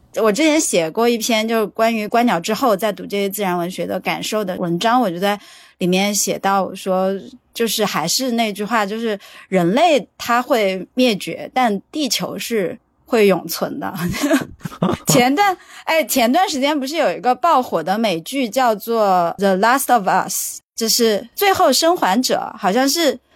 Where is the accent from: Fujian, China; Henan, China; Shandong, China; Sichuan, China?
Sichuan, China; accent: Sichuanese; 我们四川话说